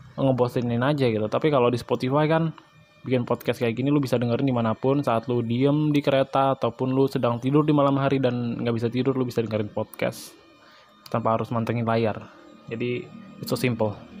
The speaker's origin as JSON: {"language": "Indonesian", "region": "Bali", "country": "Indonesia", "said": "asal gue dari Bali"}